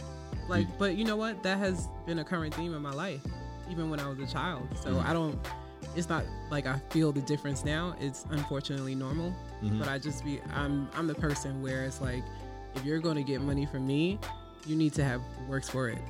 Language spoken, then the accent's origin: English; New York City, New York, United States; also born or lived in Houston / Liberia (parents); I was born in New York City.